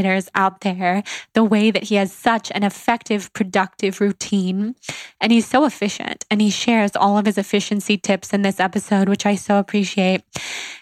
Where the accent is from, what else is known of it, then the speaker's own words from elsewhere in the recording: Sacramento, California, United States; we are both from Sacramento, California